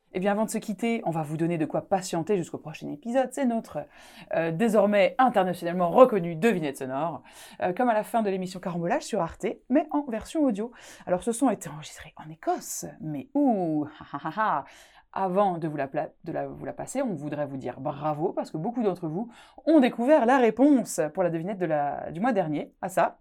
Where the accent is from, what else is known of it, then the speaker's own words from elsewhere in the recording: Alsace, Grand Est, France; accent: Alsatian; moved away as an adult; now in Scotland; dans ma région natale, l'Alsace